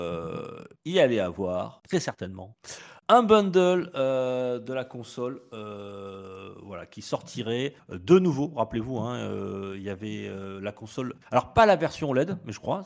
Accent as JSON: {"language": "French", "country": "France", "said": "chez nous en France"}